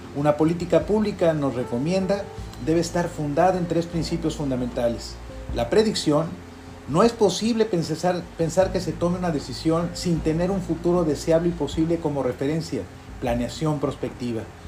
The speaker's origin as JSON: {"language": "Spanish", "country": "Mexico", "said": "como somos los mexicanos"}